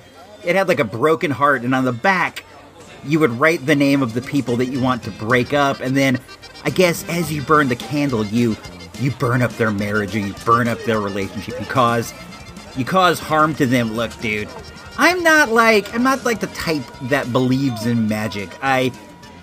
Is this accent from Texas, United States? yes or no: no; Santa Rosa, California, United States; we're from Santa Rosa.